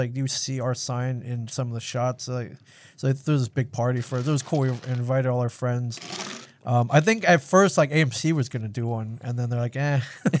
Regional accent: Midwest, United States; where I grew up in the Midwest, it was every line out of me and my friend's mouths when I was growing up was all sarcasm.

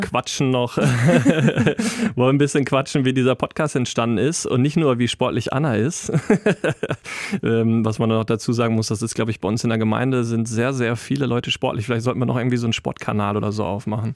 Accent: Wetter, Germany; komme gebürtig aus Wetter

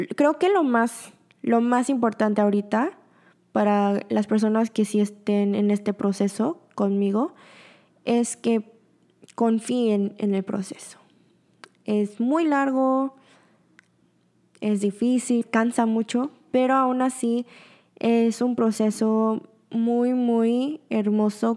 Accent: Mexico; moved away as an adult; also born or lived in Busan, South Korea; now in Seoul, South Korea; tengo muchísimo amor por México. Es donde me criaron, es donde aprendí todo

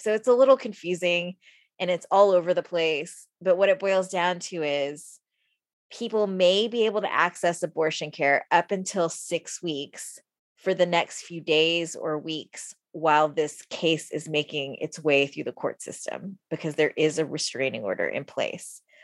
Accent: San Antonio, Texas, United States; now in Austin, United States; I'm from San Antonio, so I like the Spurs kind of by default

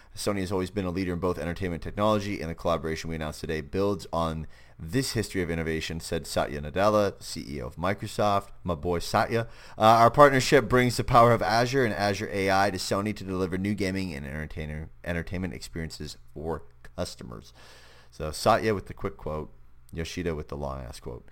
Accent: Canada; I'm Canadian

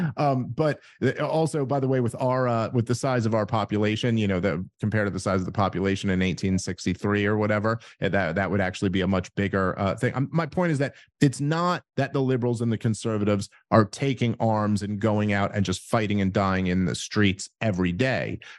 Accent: New York City, New York, United States; moved away as an adult; I'm from New York City and grew up there my entire life

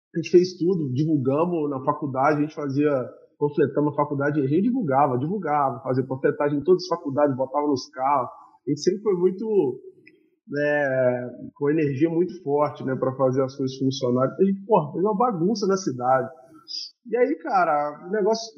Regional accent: Juiz de Fora, Minas Gerais, Brazil; also born or lived in Ituiutaba; eu nasci em Tuiutaba, vim para Juiz de Fora com muito novo e vivi minha vida inteira aqui

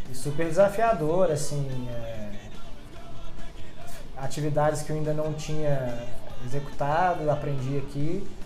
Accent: Campinas, São Paulo, Brazil; born there; also born or lived in Mato Grosso do Sul / Paraná; now in Belo Horizonte, Brazil; eu não nasci em BH, eu nasci em Campinas e já morei em cinco cidades fora de BH.

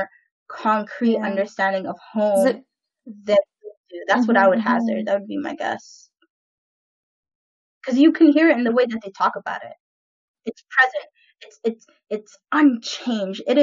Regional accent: Vancouver, British Columbia, Canada; born or raised there

